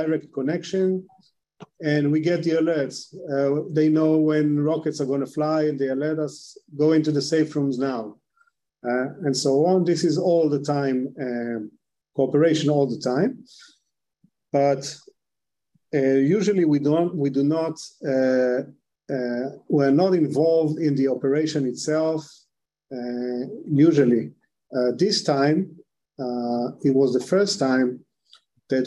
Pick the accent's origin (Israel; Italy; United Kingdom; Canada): Israel; Kibbutz Erez, Southern District; I was born in Kibbutz Erez, and I've been living here for the last 20 years of this security situation